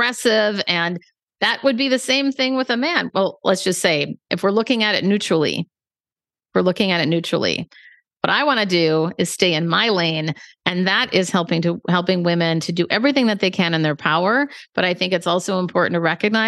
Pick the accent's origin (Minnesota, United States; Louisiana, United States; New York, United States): Minnesota, United States; Minneapolis; now in San Francisco, United States; I'm originally from Minneapolis, but now I live in San Francisco